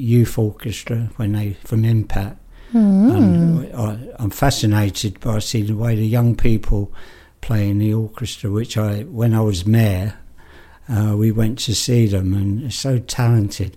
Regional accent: London, United Kingdom; also born or lived in Harrow; now in Northampton, United Kingdom; I was born in Islington.

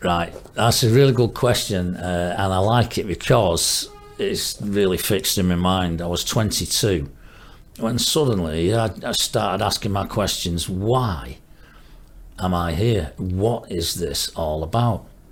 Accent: Marple, North West England, United Kingdom; also born or lived in Stockport / Cumbria; I was born in Stockport. Um, I was there for the first five, six years of my life. Then we moved to a little place called uh, Green, which is uh, near Marple which is a nice little village at the time. And I went to school in primary school there and secondary school there.

